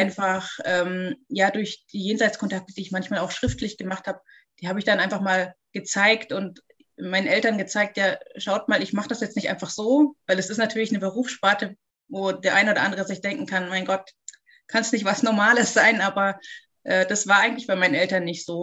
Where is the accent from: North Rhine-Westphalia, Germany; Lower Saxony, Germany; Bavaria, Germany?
Bavaria, Germany; Munich; ich komme aus München